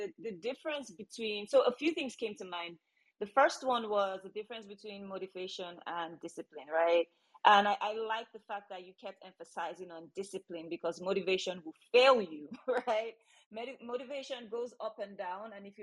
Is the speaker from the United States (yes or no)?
no; Nigeria; I come from Nigeria